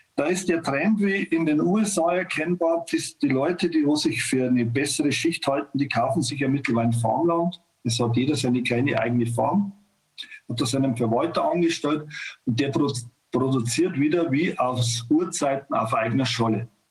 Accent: Bavaria, Germany; bei uns in Bayern

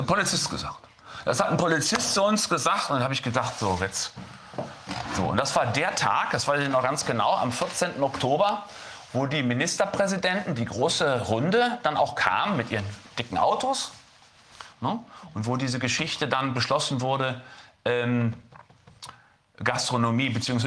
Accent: Lüdenscheid, North Rhine-Westphalia, Germany; ich komme aus Lüdenscheid, Stadt des Lichts

